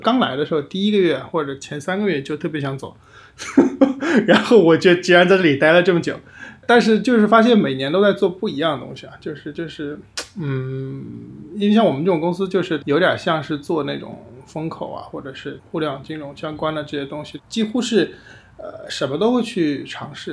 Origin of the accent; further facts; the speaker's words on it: Hubei, China; now in Shanghai, China; 我们家是湖北的